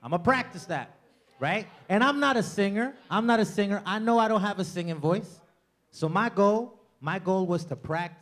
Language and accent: English; New York City, New York, United States; I'm Latino from the Bronx.